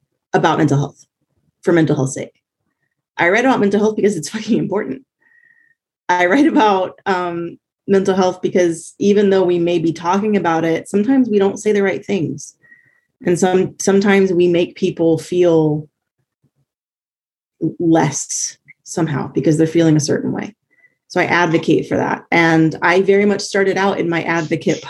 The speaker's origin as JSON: {"language": "English", "town": "Columbus", "region": "Ohio", "country": "United States", "tie": "born or raised there", "also_born_or_lived": "Virginia", "moved": "as an adult", "lives_now": "North Carolina, United States", "said": "I consider myself from Columbus because that's where I grew up most of my life"}